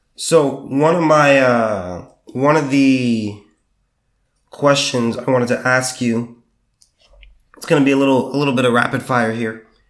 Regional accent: southern California, United States; also born or lived in Sacramento; now in Texas, United States; I'm from the southern part of California

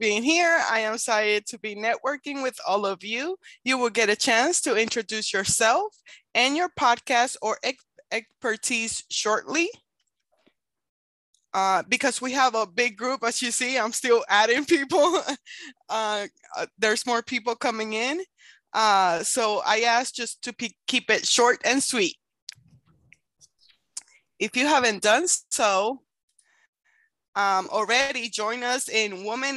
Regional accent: Puerto Rico; now in Kansas, United States; I am originally from Puerto Rico, but I live in Kansas.

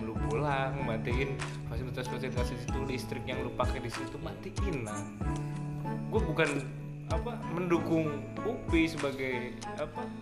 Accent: Purwokerto, Central Java, Indonesia; gue sebagai orang perantauan ya yang jauh dari gue gue dari Purwokerto ya

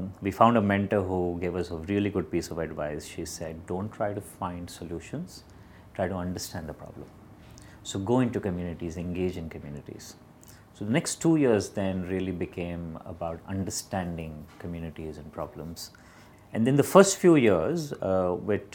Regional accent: Bangalore, Karnataka, India; Born and brought up in Bangalore

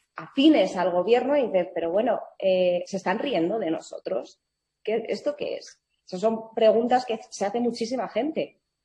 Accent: Madrid, Community of Madrid, Spain; mi madre es escocesa y mi padre es cubano, yo nací en Madrid, yo me siento más española que nadie

